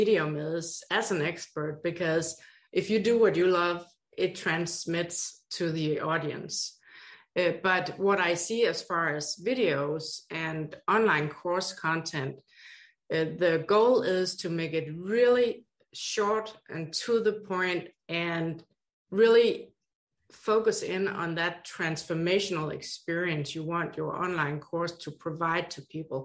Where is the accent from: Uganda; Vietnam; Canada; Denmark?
Denmark; accent: Danish; moved away as an adult; now in Hawaii, United States; 3 master's degrees from Denmark, where my accent is from